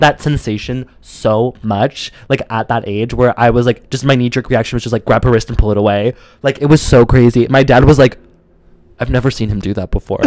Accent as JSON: {"language": "English", "region": "Midwest", "country": "United States", "said": "I'm from the Midwest"}